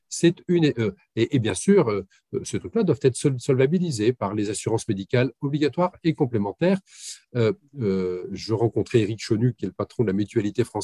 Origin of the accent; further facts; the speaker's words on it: West of France, France; mais vous comprenez, je suis originaire de l'ouest de la France.